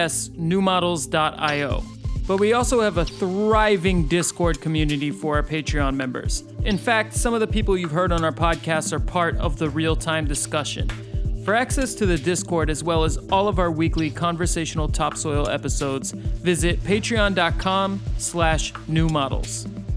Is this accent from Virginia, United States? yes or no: yes; Virginia, United States; growing up in Virginia.